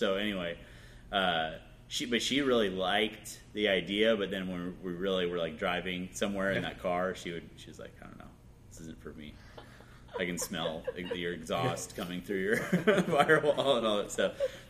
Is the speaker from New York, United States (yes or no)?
no; Marin, California, United States; also born or lived in Vallejo; I moved around a lot. I was born in Vallejo and grew up in Marin and then moved 11 times.